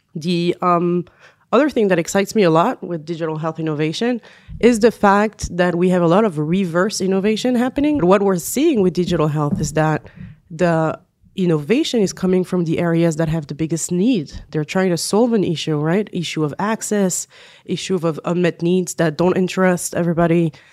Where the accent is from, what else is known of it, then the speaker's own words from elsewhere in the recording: France; accent: French; English is a second language; also born or lived in United States / Israel; now in Tel Aviv, Israel; I'm originally from France, as some of you may hear from my accent.